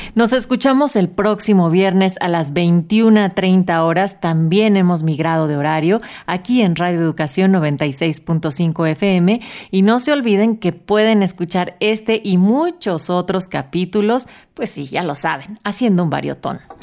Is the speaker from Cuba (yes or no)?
no; Mexico; como mexicanas y mexicanos